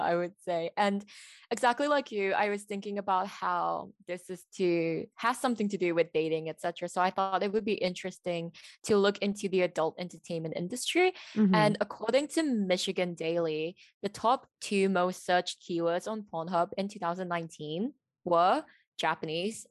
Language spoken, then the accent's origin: English; Malaysia; I am from Malaysia